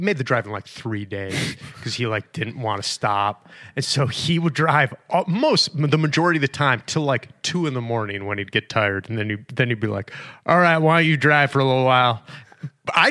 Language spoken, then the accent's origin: English; Buffalo, New York, United States; moved away as an adult; I grew up in Buffalo